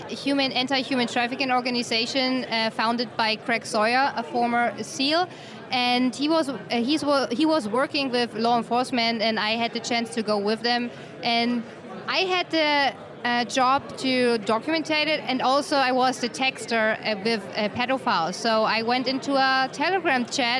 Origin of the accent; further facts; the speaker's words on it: Germany; English is a second language; moved away; from Germany.